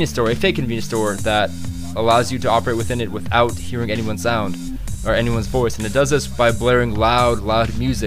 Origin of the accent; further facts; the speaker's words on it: Osaka, Japan; Based in my hometown of Osaka